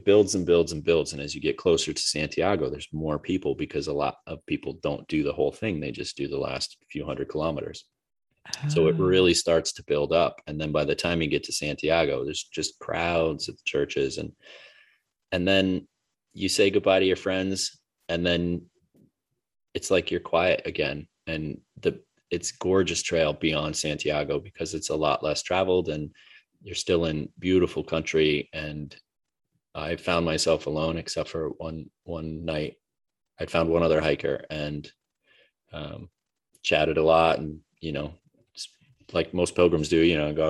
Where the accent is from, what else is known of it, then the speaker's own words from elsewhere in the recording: United States; as an American that travels a lot